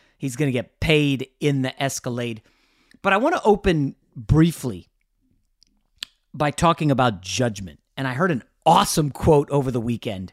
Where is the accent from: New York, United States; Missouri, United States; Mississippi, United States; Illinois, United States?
New York, United States; New York City; also born or lived in Manhattan, New York City / Brooklyn, New York City; some relatives who lived in Queens, where I was born